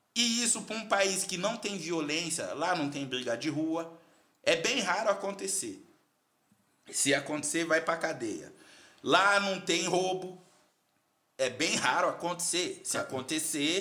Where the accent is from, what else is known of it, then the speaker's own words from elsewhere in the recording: Carapicuíba, São Paulo, Brazil; moved away as an adult; also born or lived in China; sou da Coab de Carapicuíba, lá da Coab do, Coab do Netinho